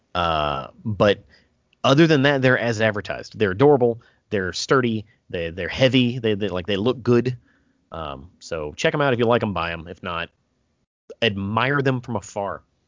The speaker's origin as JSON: {"language": "English", "country": "United States", "said": "I'm American"}